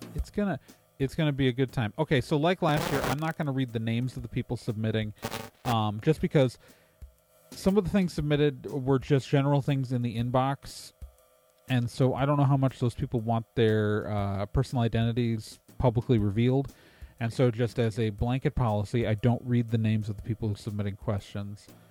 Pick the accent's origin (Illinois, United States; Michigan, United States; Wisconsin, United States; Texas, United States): Wisconsin, United States; I'm from Wisconsin. I'm a Midwesterner